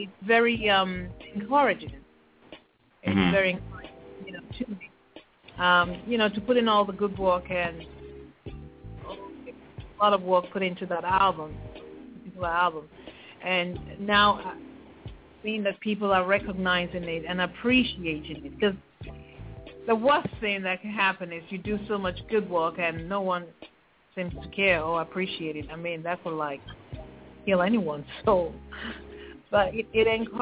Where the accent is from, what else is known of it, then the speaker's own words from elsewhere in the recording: Nigeria; I'm a Nigerian